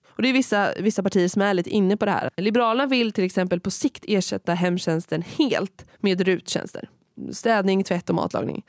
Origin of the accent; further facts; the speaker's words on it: Kinda, Östergötland, Sweden; also born or lived in Malmö; i min hemkommun Kinda